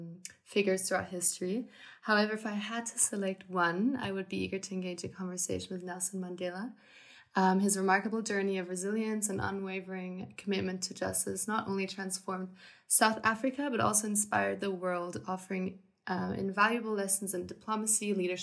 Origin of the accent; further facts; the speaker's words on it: Munich, Bavaria, Germany; moved away; 20 years old and will enter my third year of my bachelor's in international relations here at IE. I'm from Munich, Germany.